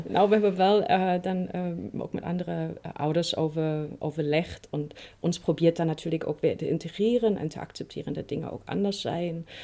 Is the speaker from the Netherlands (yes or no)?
no; East Germany, Germany; Dutch is a second language; moved away; heel veel andere Oost-Duitsers